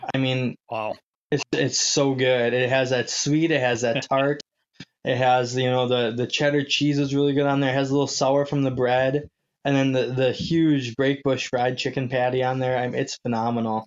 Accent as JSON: {"language": "English", "town": "Manitowoc", "region": "Wisconsin", "country": "United States", "tie": "born or raised there", "moved": "as an adult", "said": "right out of Manitowoc, Wisconsin, my hometown"}